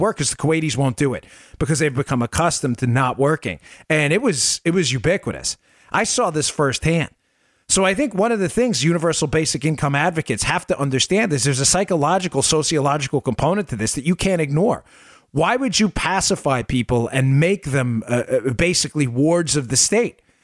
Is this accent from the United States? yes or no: yes; Glendale, United States; I grew up in Glendale